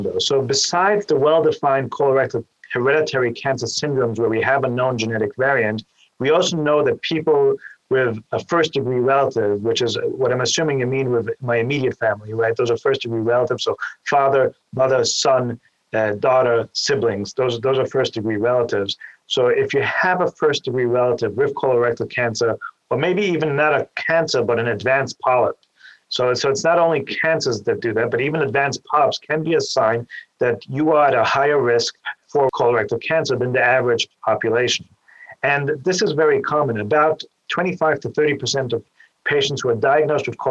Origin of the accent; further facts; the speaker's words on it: Vienna, Austria; moved away as an adult; also born or lived in New York City, United States; now in Cleveland, United States; I'm originally from Vienna, Austria, and I came here to the Cleveland Clinic after doing my general surgery training in New York